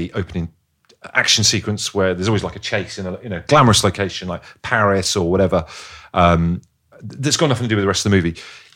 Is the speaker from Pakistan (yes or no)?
no; Devon, South West England, United Kingdom; growing up in Devon